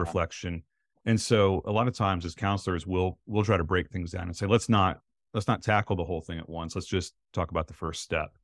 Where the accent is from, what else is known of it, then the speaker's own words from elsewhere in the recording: North Central Ohio, United States; now in central Florida, United States; growing up in North Central Ohio